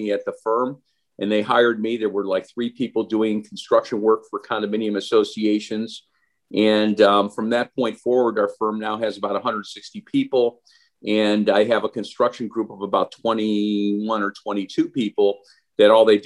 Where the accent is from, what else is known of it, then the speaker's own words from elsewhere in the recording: Cleveland, Ohio, United States; moved away as an adult; now in Fort Lauderdale, United States; I grew up in Cleveland, Ohio